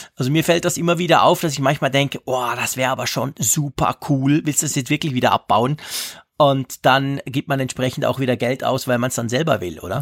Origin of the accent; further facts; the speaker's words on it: Switzerland; bei uns in der Schweiz